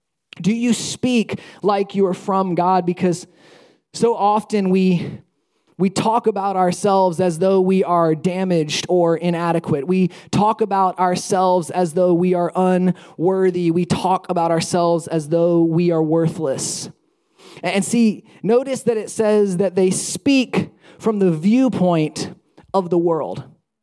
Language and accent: English; Alabama, United States; when people find out that I'm from Alabama, one of the things that they often say is, "Oh, you don't sound like you're from Alabama.